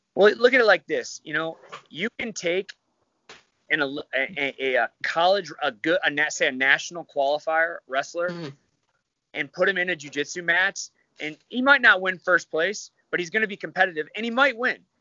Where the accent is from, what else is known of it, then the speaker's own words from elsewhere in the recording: Michigan, United States; moved away; I'm from Michigan